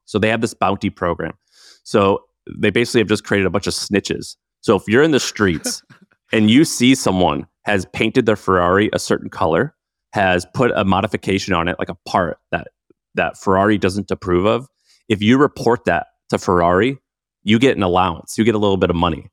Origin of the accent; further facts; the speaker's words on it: St. Louis, Missouri, United States; I grew up in Saint Louis.